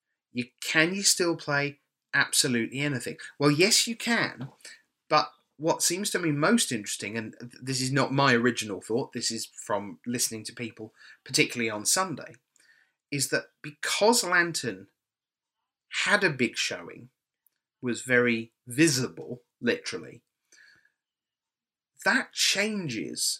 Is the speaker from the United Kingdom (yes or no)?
yes; Birmingham, West Midlands, United Kingdom; Birmingham, my home country